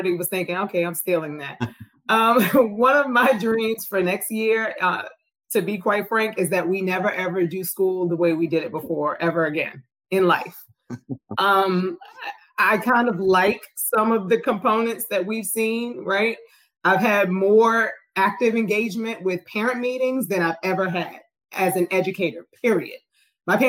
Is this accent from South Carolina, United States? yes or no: no; New York City, New York, United States; I'm from Queens, New York